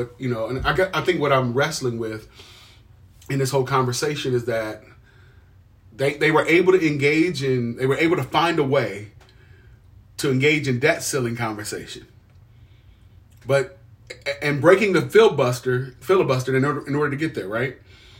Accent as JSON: {"language": "English", "region": "Midwest", "country": "United States", "said": "I'm from the Midwest."}